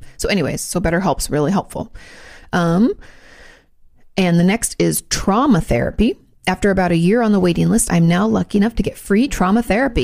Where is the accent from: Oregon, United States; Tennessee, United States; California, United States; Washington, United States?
Washington, United States; Joint Base Lewis-McChord; moved away; I grew up outside of the Lewis McCord base.